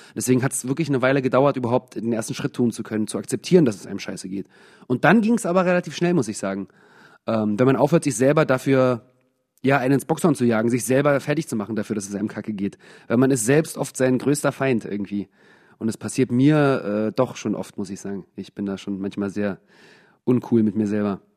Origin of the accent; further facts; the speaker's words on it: Germany; moved away; also born or lived in England; in Deutschland äh, ohne Akzent aufgewachsen